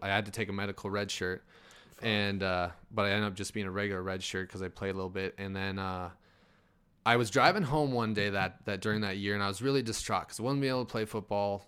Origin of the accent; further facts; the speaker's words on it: Crosby, North Dakota, United States; moved away as an adult; I grew up there and went to college there and mm. I moved down here.